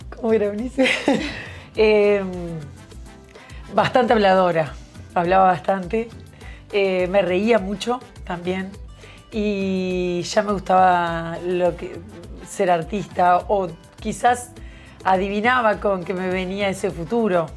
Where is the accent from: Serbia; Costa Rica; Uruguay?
Uruguay; como era uruguaya